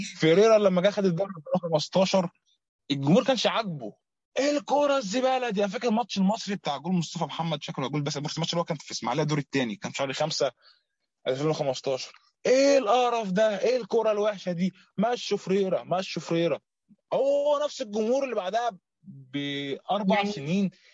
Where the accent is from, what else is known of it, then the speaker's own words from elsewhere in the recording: Egypt; عندنا في مصر